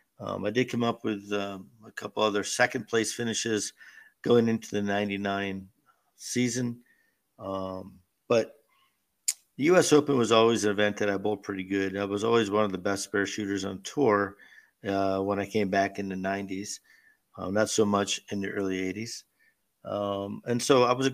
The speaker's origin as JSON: {"language": "English", "town": "Erie", "region": "Pennsylvania", "country": "United States", "tie": "born or raised there", "moved": "yes", "said": "bowl not only in front of my hometown crowd, but do it in our civic center"}